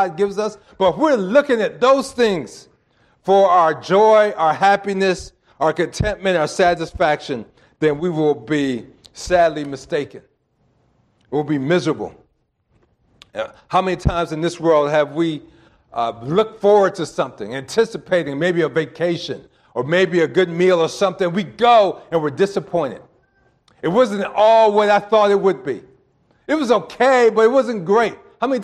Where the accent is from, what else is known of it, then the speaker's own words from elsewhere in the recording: East Coast, United States; I'm from the East Coast